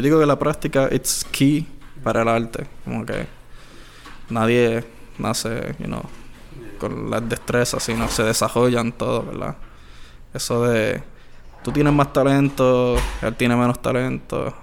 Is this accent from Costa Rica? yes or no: no; Añasco, Puerto Rico; yo soy de Añasco